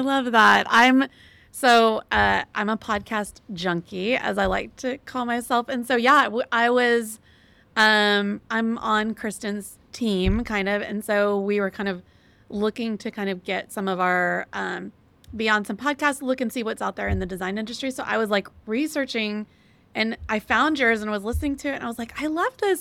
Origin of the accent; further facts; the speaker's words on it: Texas, United States; I'm from Texas and from the South